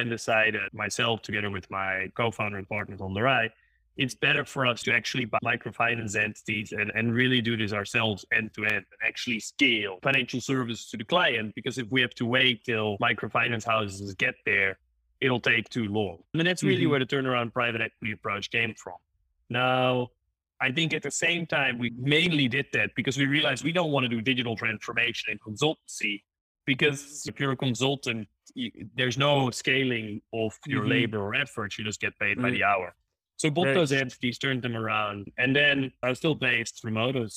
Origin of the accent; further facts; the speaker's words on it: Maastricht, Limburg, Netherlands; moved away as an adult; also born or lived in Germany / London / Dubai; now in Cape Town, South Africa; I grew up and studied in the Netherlands in Maastricht